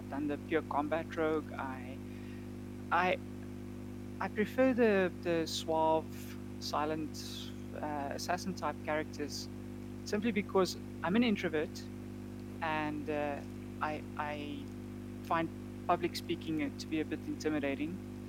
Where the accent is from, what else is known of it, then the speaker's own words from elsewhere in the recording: Namibia; now in South Africa; I came from Namibia, so I mean, obviously the gaming scene there was quite a bit smaller than it is here in South Africa.